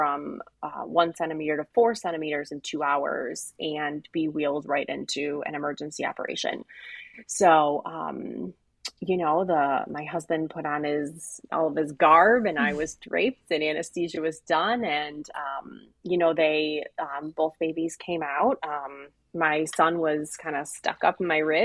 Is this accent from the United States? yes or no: yes; Cleveland, Ohio, United States; I am from Cleveland, born and raised here